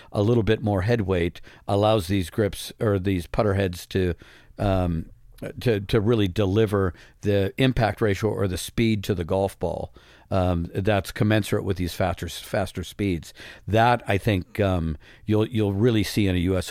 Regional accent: Midwest, United States; growing up in the Midwest

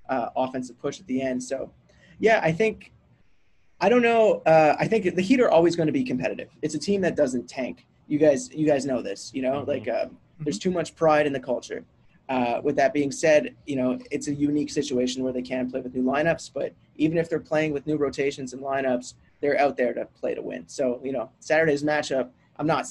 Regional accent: Canada; I'm a Canadian.

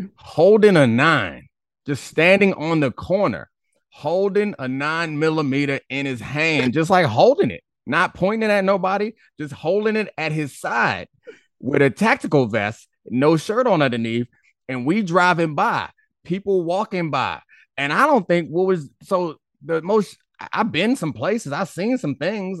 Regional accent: Baltimore, Maryland, United States; I'm from Baltimore

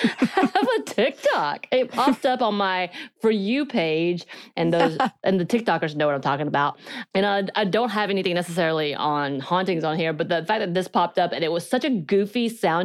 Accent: South Korea; accent: Korean; English is a second language; I think mine's because of my Korean accent. Like I don't have one anymore, but growing up, younger, I did.

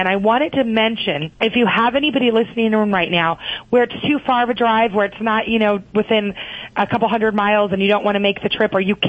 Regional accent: California, United States; Yes, I grew up in California.

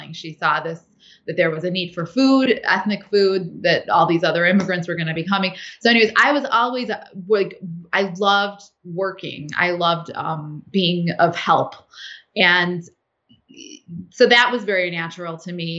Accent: United States; I was raised in the United States

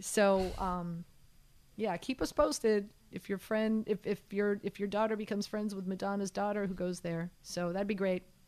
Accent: Miami, Florida, United States; growing up in Miami, my family we always had boats

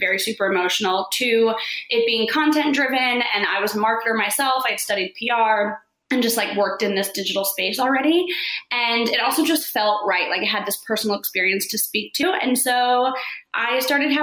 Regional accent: Florida, United States; moved away as an adult; also born or lived in New York; I grew up in Florida. I moved to New York right after school

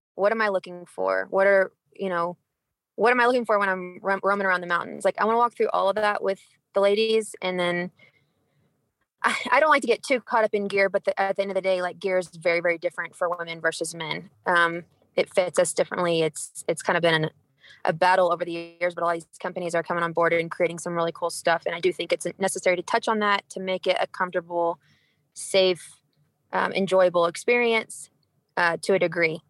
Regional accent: Texas, United States; moved away as an adult; now in Cedar City, United States; born and raised in Texas

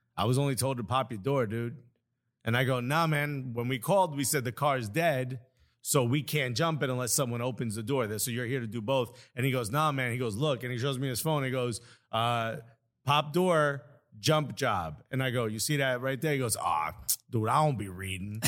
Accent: Newark, New Jersey, United States; I'm from Newark.

